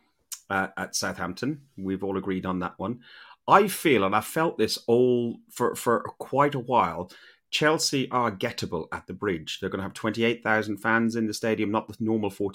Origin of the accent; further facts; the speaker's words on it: Ireland; Being an Irishman